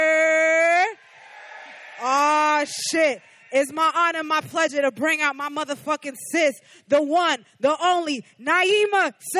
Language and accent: English; New York City, New York, United States; I'm from Queens